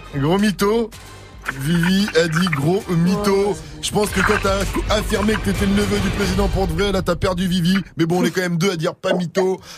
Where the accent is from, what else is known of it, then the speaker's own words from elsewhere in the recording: Martinique; j'ai dit que je venais des West Indies